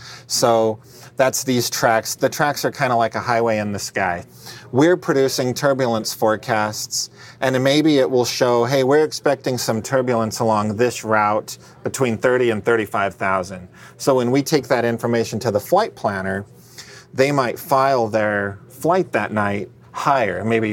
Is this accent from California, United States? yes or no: no; Colorado, United States; moved away; I grew up out in Colorado